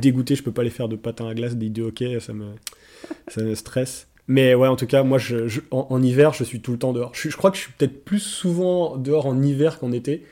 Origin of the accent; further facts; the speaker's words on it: Nancy, Grand Est, France; moved away as an adult; also born or lived in Gaspésie, Canada; now in Montreal, Canada; En France, j'habitais à Nancy, en Lorraine